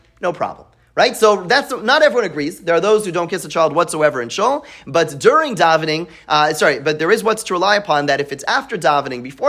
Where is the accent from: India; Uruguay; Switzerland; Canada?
Canada; Montreal, Quebec; now in United States; I grew up in Montreal